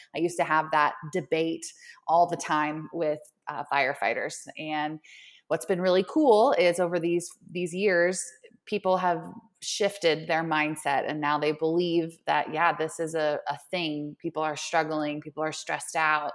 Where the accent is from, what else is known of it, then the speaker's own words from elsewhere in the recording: Oklahoma City, Oklahoma, United States; moved away as an adult; now in Denver, United States; I am originally from Oklahoma, Oklahoma City. and, uh, born and raised until I made the jump to Colorado